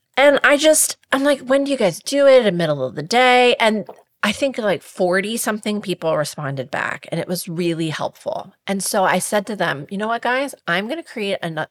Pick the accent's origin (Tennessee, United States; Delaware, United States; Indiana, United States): Delaware, United States; Milford; I grew up in Milford, Delaware